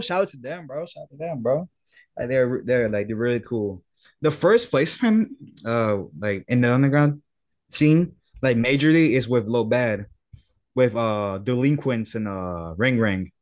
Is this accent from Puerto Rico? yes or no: yes; Puerto Rico; I'm from Puerto Rico